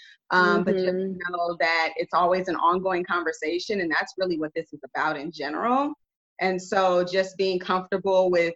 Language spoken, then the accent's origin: English; Carson, California, United States; moved away as an adult; now in Arizona, United States; I'm originally from Los Angeles County, Los Angeles, California, in Carson, California. Whoop, whoop, anybody knows about the South Bay. that is where I was born and raised.